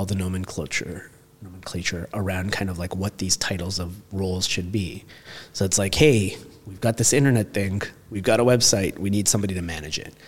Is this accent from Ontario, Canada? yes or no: yes; Toronto, Ontario, Canada; moved away as an adult; now in London, United Kingdom; growing up in Toronto